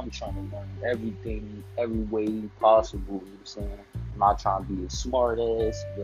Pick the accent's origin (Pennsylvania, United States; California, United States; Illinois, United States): Pennsylvania, United States; Philadelphia; I'm from Philly